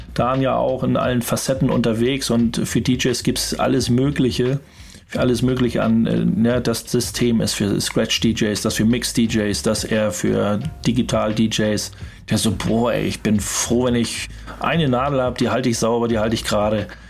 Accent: Hamburg, Germany; wir kommen aus Hamburg

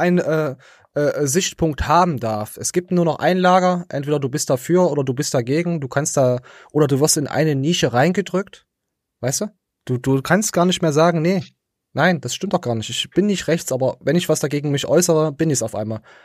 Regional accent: East Germany, Germany; als äh, äh, Ostdeutscher

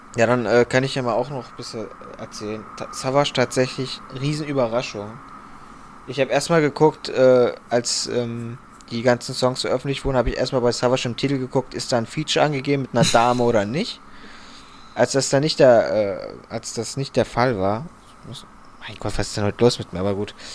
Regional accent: Frankfurt, Hesse, Germany; bei uns in Frankfurt

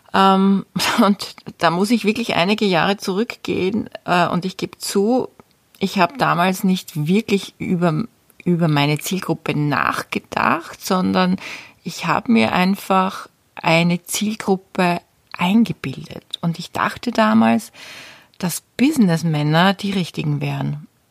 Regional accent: Austria; bei uns in Österreich

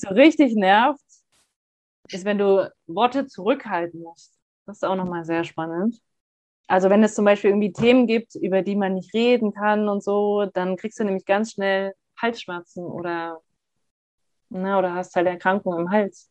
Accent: Hamburg, Germany; moved away; wir kommen ja beide aus Hamburg

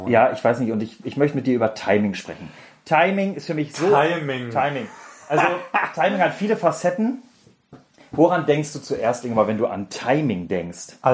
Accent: Baden-Württemberg, Germany; Ich bin Schwabe.

